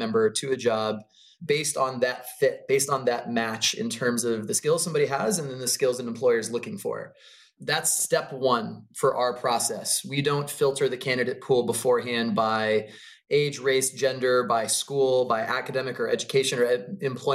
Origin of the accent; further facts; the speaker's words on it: Maryland, United States; moved away as an adult; now in California, United States; I grew up outside of DC. I grew up in Maryland on the East Coast.